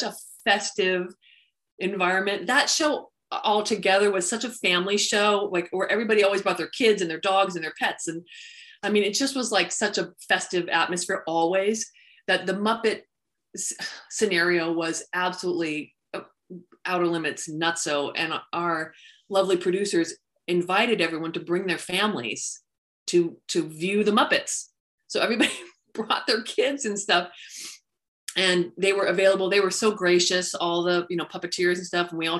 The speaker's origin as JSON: {"language": "English", "town": "San Diego", "region": "California", "country": "United States", "tie": "born or raised there", "said": "I grew up in San Diego"}